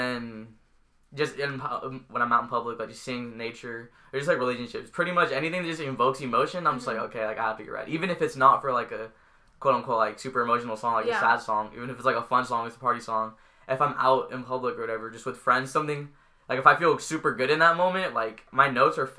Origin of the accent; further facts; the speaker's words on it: San Diego, California, United States; I'm from San Diego. I grew up in San Diego.